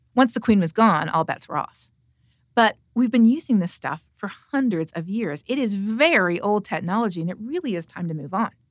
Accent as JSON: {"language": "English", "country": "Canada", "said": "I'm from Canada"}